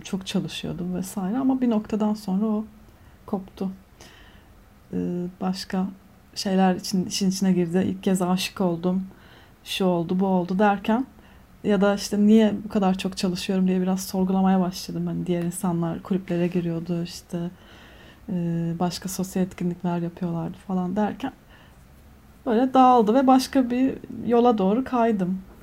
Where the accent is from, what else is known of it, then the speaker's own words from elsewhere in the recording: Antalya, Turkey; moved away as an adult; now in Istanbul, Turkey; Antalyalıyım doğma büyüme.